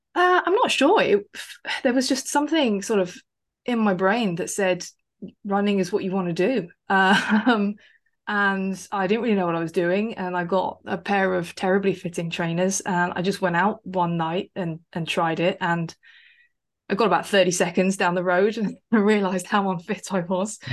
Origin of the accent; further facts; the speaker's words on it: West Sussex, South East England, United Kingdom; I grew up in West Sussex, not too far away from Brighton